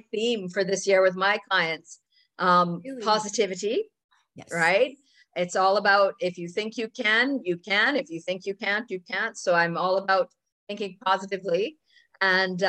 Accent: Jamaica; now in Toronto, Canada; I grew up in the tropics, actually. I grew up in Jamaica

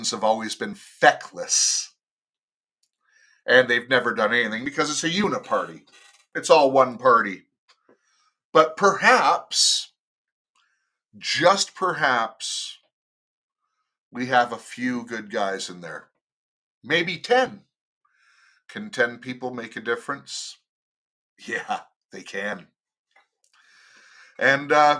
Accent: United States; now in Canada; I am an American. Yes, I am in Canada, but I'm an American

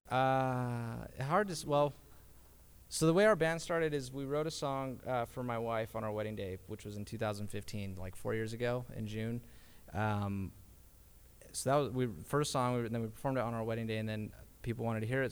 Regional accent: Draper, Utah, United States; also born or lived in Sandy, Utah; We grew up in Draper

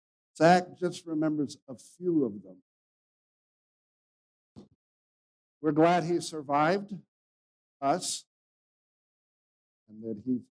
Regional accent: Mexico; moved away; I grew up in Mexico. My parents were missionaries there. So I've been speaking Spanish all my life that I can remember because I was just 2.5, 3 years old when we went there.

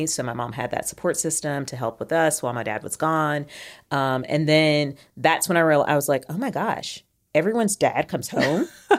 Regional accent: Kentucky, United States; also born or lived in Europe; now in Huntsville, United States; I am from Kentucky, but I also say all over. I grew up in a military family, so we spent a lot of time in Europe growing up and then moved stateside when I was a preteen.

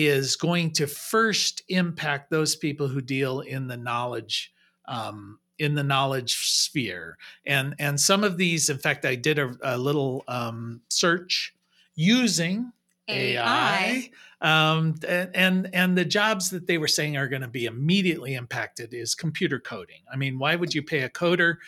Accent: United States; also born or lived in Europe; as Americans

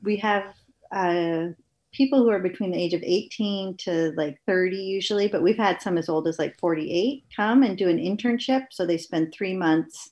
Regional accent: United States; moved away as an adult; now in Canada; I'm from the States

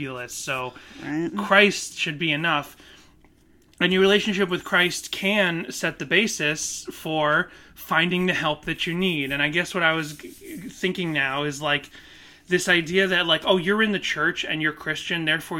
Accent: Boston, Massachusetts, United States; I grew up in Boston

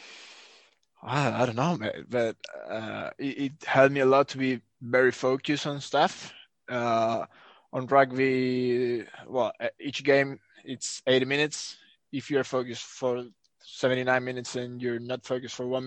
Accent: Buenos Aires, Argentina; moved away as an adult; now in France; I was born in Argentina in 1995. In Buenos Aires specifically. Since I was little, I started playing rugby in my club, Olivos is the name.

